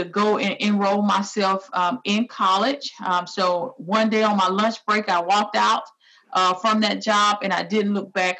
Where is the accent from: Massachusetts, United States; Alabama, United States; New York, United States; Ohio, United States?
Alabama, United States; moved away as an adult; also born or lived in Texas; now in Nebraska, United States; I was born and raised in Alabama